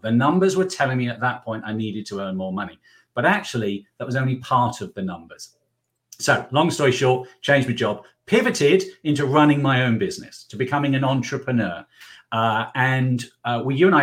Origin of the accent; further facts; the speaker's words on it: England, United Kingdom; now in South Carolina, United States; We currently reside in South Carolina, where we're working with some clients, but you can guess from my accent that I'm from England